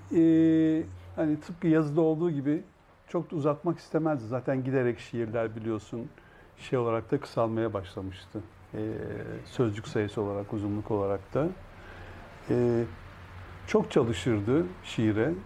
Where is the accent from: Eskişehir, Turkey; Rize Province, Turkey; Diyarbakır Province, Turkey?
Eskişehir, Turkey; moved away; Eskişehir'e gidemiyordum memleketime